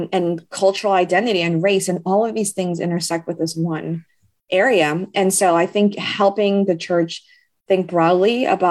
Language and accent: English; United States; I was born in the United States